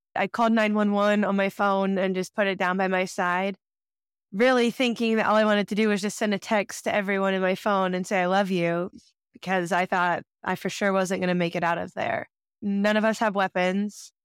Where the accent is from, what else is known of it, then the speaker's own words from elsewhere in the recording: Kansas City, Missouri, United States; I grew up in Kansas City, Missouri